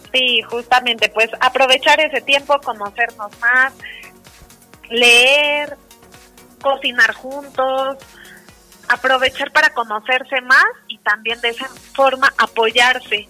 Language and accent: Spanish; Mexico